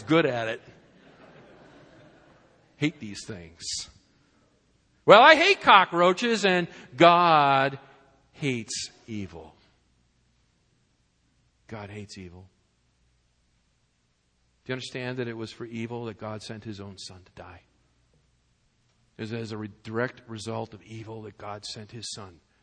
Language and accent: English; Massachusetts, United States; moved away as an adult; also born or lived in Fort Worth, Texas; we were born and brought up in Massachusetts in the New England area, and we're now living in Fort Worth